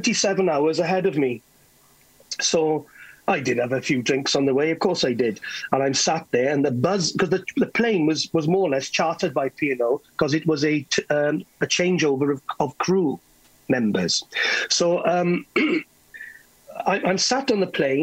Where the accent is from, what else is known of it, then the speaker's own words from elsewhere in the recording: Carmarthen, Wales, United Kingdom; I'm from Carmarthen